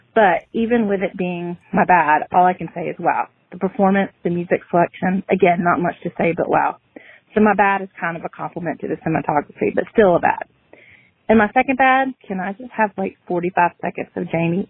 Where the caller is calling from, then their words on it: Indian Land, South Carolina, United States; I'm from Indian Land, South Carolina